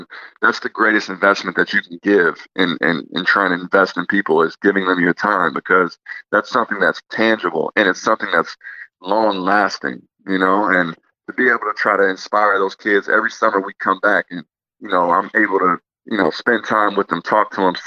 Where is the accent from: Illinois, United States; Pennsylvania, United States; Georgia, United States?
Illinois, United States; Peoria; moved away; my hometown specifically in Peoria, to go back to Peoria every summer